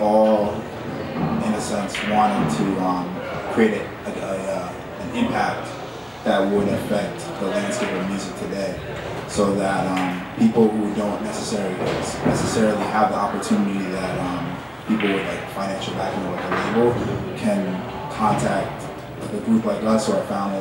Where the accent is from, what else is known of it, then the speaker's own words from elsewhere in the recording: Rockland County, New York, United States; I'm from Rockland County, Suffolk.